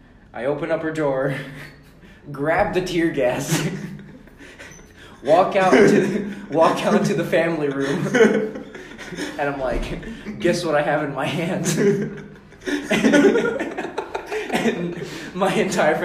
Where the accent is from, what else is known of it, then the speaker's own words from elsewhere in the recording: Philippines; moved away; we had this house in Manila. I was born in the Philippines